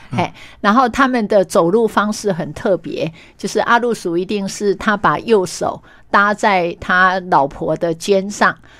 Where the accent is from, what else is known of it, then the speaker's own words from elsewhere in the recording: Meishan, Chiayi County, Taiwan; 原来我的家乡还有这么多动人的故事